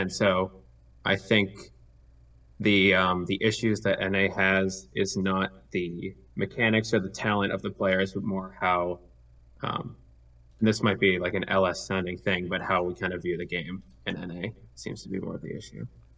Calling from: Boston, Massachusetts, United States; I'm calling in from Boston, Massachusetts.

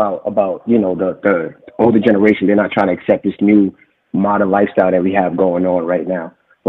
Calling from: New York, United States; nice to meet you. I'm from New York.

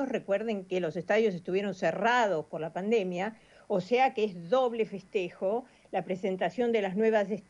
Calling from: Buenos Aires, Argentina; de Balvanera, los escucho todo el día.

